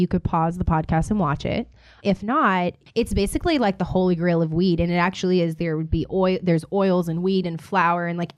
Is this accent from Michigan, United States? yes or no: no; Louisiana, United States; now in Los Angeles, United States; I'm from Louisiana, so I'm from the sticks.